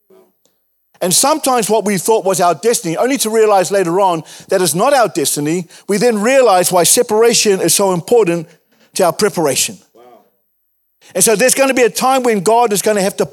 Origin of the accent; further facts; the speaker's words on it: Wellington, New Zealand; moved away; I grew up in Wellington